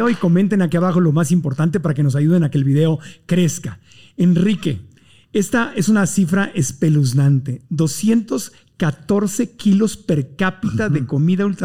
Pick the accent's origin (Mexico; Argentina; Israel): Mexico; Y digo consumen porque yo no lo consumo, pero sí soy mexicano.